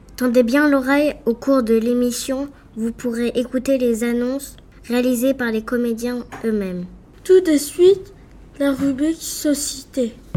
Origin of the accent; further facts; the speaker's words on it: France; now in Jakarta, Indonesia; Je viens de France et euh, j'habite à Jakarta, en Indonésie